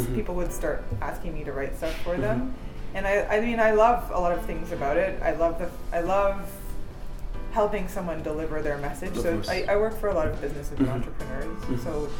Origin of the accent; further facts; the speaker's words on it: Ottawa, Ontario, Canada; also born or lived in Kanata, Ontario / Montreal, Quebec; I grew up here.